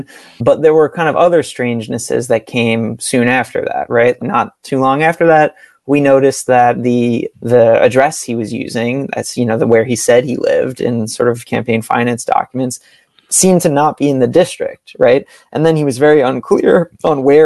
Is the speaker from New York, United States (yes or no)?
yes; New York City, New York, United States; I grew up in Brooklyn, born and raised, still live here